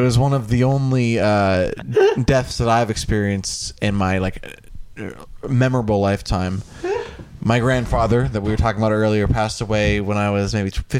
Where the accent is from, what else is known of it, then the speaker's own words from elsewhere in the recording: Northern Virginia, United States; I'm from North Virginia